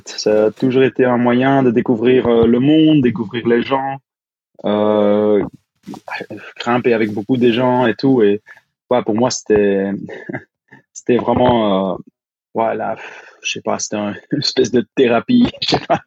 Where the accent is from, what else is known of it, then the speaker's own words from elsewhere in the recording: Flanders, Belgium; French is a second language; Ah oui. T'as pas entendu mon accent encore